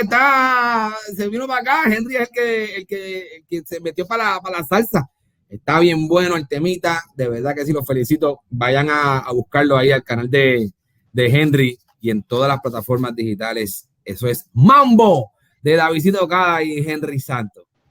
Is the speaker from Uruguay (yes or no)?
no; Puerto Rico; Yo soy de Puerto Rico